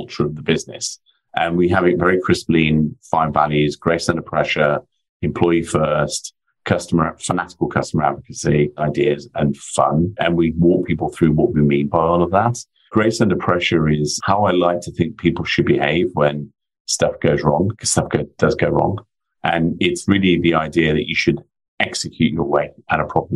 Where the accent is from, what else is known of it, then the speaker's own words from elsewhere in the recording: near Ironbridge Gorge, West Midlands, United Kingdom; I was born and brought up in the Midlands in the UK, a stone's throw away from Ironbridge Gorge